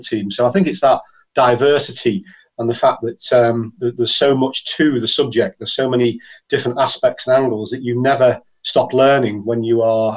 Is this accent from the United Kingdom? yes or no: yes; Liverpool, North West England, United Kingdom; I'm from Liverpool in the UK